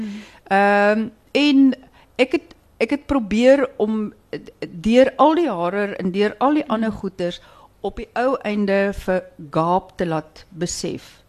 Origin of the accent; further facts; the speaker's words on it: Stellenbosch, Western Cape, South Africa; ek kom van Stellenbosch